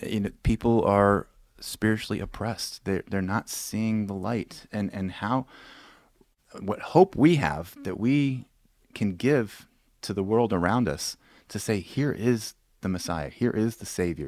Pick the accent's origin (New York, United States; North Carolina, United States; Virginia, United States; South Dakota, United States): Virginia, United States; Williamsburg; my hometown is Williamsburg, Virginia